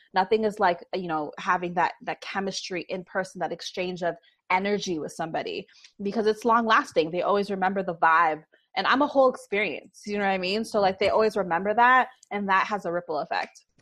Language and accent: English; Toronto, Ontario, Canada; Born and raised